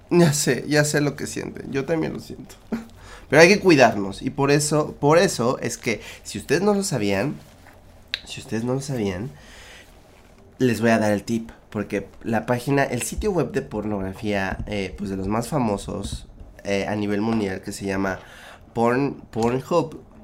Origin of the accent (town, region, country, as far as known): Mexico